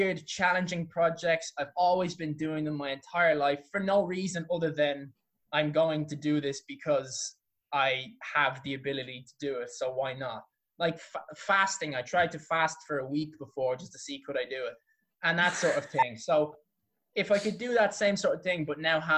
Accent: Dublin, Leinster, Ireland; I come from Clontarf

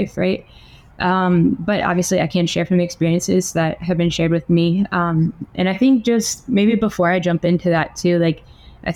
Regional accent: United States; now in San Pedro Sula, Honduras; I was born in the States

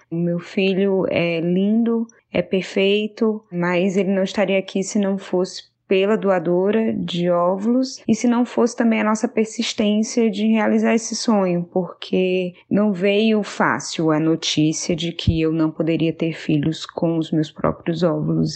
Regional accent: Fortaleza, Ceará, Brazil; now in Atlanta, United States; Eu sou de Fortaleza, mas atualmente moro em Atlanta, nos Estados Unidos

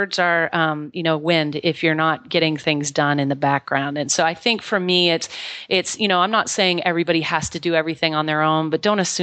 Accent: Maine, United States; moved away as an adult; I was born and raised here in Maine, in a small town in Maine

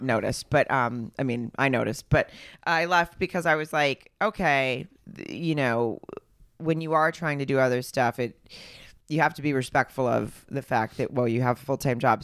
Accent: Arkansas, United States; now in Los Angeles, United States; I grew up in Arkansas

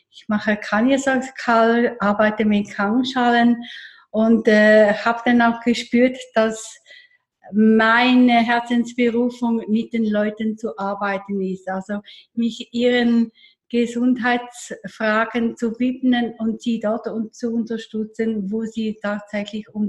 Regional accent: Eastern Switzerland, Switzerland; now in Zürich, Switzerland; Ich bin in der Ostschweiz äh, groß geworden, in, der Nähe vom Bodensee

